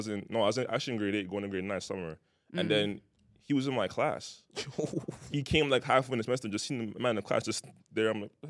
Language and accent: English; Jamaica